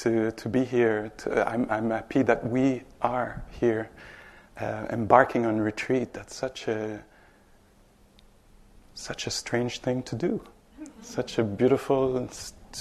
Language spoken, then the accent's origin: English; Montreal, Quebec, Canada; English is a second language; I'm from Montreal, straight up. 5-6 hours up north. So I'm Quebecois, Canadian